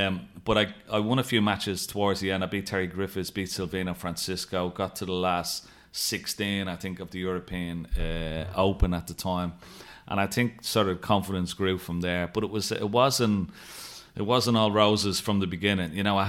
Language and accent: English; Dublin, Leinster, Ireland; But, you know, back in the 80s and the 90s, growing up in Dublin, particularly in the 80s, the leagues were very, very strong.